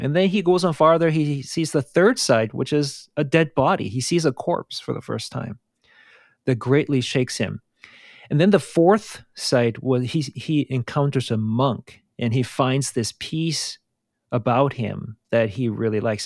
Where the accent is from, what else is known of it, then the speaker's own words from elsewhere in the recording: South Korea; moved away; I grew up in South Korea